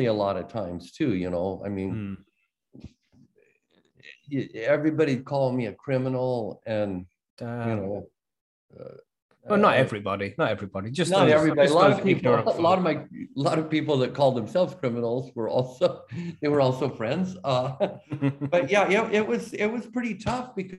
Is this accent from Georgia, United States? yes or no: no; Oregon, United States; that's my home state